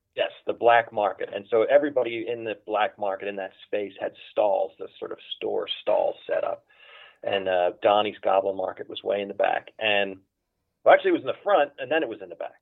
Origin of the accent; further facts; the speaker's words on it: Philadelphia, Pennsylvania, United States; moved away as an adult; now in Los Angeles, United States; I was born and raised in Philadelphia